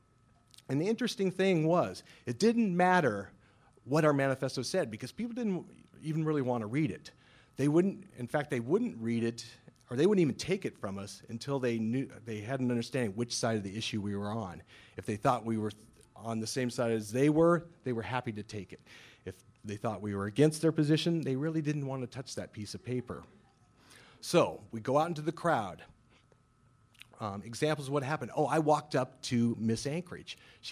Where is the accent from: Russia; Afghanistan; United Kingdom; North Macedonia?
United Kingdom; Scotland; So, being Scottish, which is important because you know the Scots invented the game of curling.